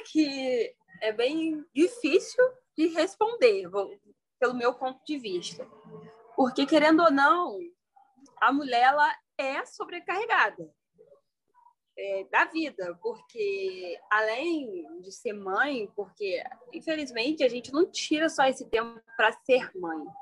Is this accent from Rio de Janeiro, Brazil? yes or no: yes; Petrópolis, Rio de Janeiro, Brazil; moved away as an adult; now in Três Rios, Brazil; sou natural de Petrópolis, resido em Três dias desde 2019, quando eu entrei para a faculdade